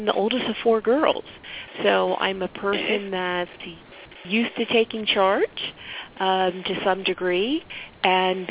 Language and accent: English; Philadelphia, Pennsylvania, United States; also born or lived in Pittsburgh, Pennsylvania / New Jersey; I'm originally from Philadelphia. Currently, I live in the suburbs of Philadelphia, and I've lived on the western side of Pennsylvania in Pittsburgh for several years